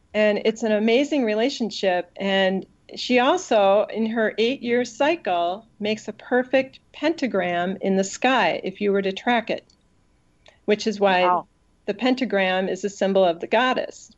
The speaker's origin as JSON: {"language": "English", "country": "United States", "said": "as an American"}